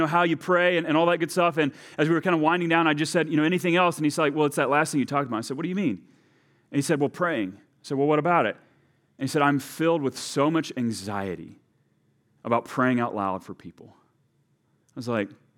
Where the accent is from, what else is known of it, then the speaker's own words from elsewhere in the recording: Texas, United States; now in Delano, United States; my home country of Texas